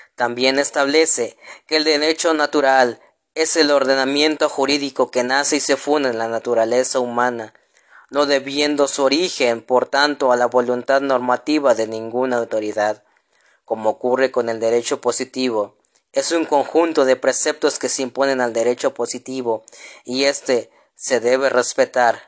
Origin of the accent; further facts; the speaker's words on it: Mexico; como mexicanos